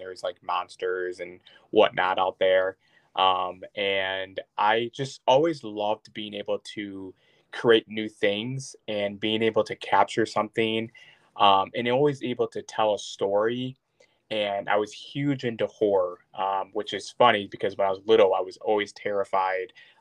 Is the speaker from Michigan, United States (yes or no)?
yes; Traverse City, Michigan, United States; also born or lived in Cadillac, Michigan / South Boardman, Michigan; I mostly grew up in like South Borman, Michigan, but pretty much Traverse City area